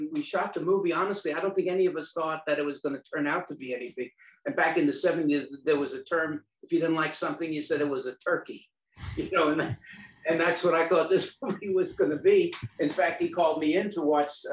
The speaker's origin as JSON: {"language": "English", "town": "New York City", "region": "New York", "country": "United States", "tie": "born or raised there", "moved": "as an adult", "lives_now": "Austin, United States", "said": "growing up in New York"}